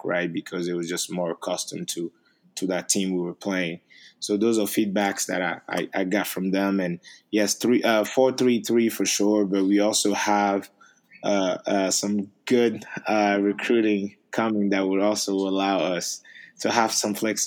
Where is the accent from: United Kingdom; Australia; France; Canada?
France; Paris, Île-de-France; English is a second language; moved away as an adult; also born or lived in Togo; now in Maryland, United States; a kid that grew up in Paris, that only spoke French